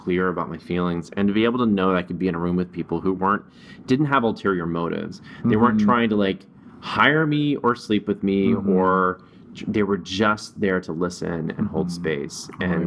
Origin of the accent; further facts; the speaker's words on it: the South, United States; moved away; growing up in the South